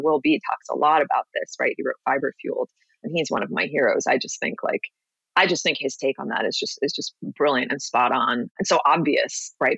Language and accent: English; New York City, New York, United States; moved away as an adult; also born or lived in Los Angeles; now in Miami Beach, United States; I grew up, born and raised in New York City